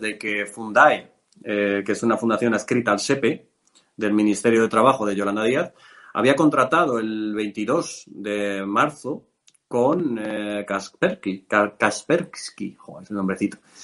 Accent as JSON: {"language": "Spanish", "area": "a village in Cuenca", "region": "Castilla-La Mancha", "country": "Spain", "moved": "yes", "said": "me vine a mi pueblo, yo soy de un pueblo de Cuenca"}